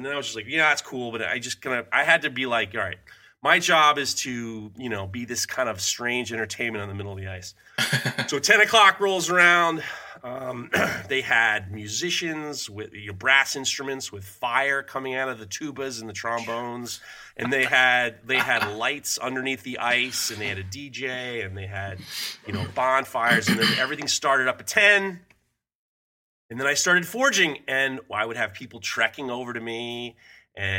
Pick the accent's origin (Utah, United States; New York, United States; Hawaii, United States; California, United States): New York, United States; I grew up in New York